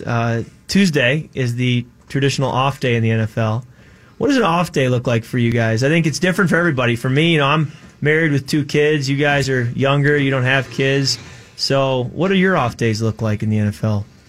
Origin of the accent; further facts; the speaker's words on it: Chicago, Illinois, United States; moved away; also born or lived in Michigan; I grew up in Chicago